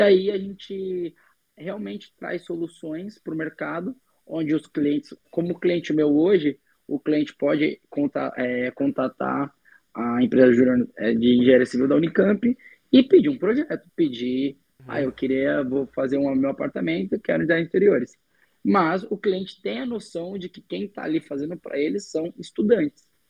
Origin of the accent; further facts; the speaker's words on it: São Paulo, Brazil; also born or lived in Minas Gerais; Eu nasci em Minas Gerais, hoje eu sou moro em São Paulo desde a minha infância.